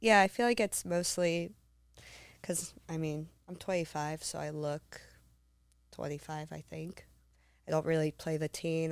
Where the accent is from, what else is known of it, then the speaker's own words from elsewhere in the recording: Humboldt County, Northern California, United States; moved away; Humboldt County